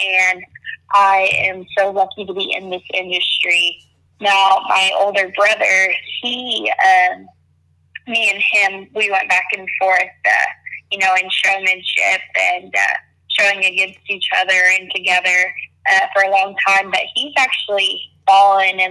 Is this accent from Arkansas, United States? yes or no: yes; near Fayetteville, Northwest Arkansas, United States; I am originally from Northwest Arkansas. I grew up on about a 1,500-acre ranch about 15 minutes west of Fayetteville, Arkansas